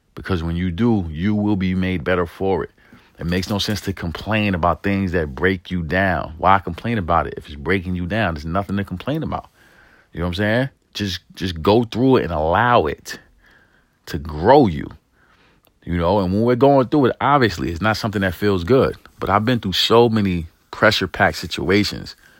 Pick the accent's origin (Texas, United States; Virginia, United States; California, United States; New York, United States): New York, United States; New York City; I grew up in East New York and the projects of New York City